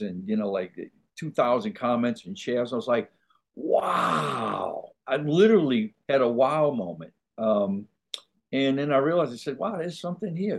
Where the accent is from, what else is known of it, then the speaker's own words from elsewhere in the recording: New Orleans, Louisiana, United States; also born or lived in Hollywood; now in Baton Rouge, United States; I'm in Baton Rouge, Louisiana now. Oh, uh, oh, I was born and raised in New Orleans